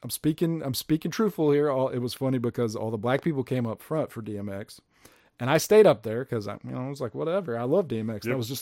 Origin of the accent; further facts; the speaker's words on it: Peaster, Texas, United States; growing up in Peaster where I did, it was definitely a different scene.